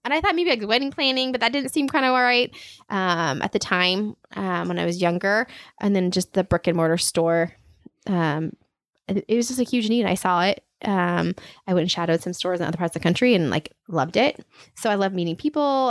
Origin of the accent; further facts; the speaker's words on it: Aurora, Nebraska, United States; moved away as an adult; also born or lived in Kansas City / Minneapolis; I am from a small town hour west of Lincoln, um, Aurora. So a small town girl